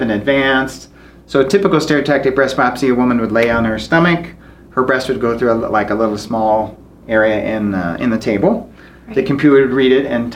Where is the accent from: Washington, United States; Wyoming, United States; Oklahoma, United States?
Wyoming, United States; Basin; now in Cody, United States; I grew up in Basin, Wyoming, so not too far away, about an hour away